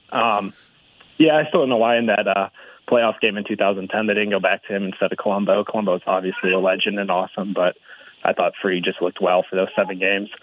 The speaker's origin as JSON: {"language": "English", "town": "DeKalb", "region": "Illinois", "country": "United States", "tie": "born or raised there", "said": "I grew up in DeKalb, Illinois"}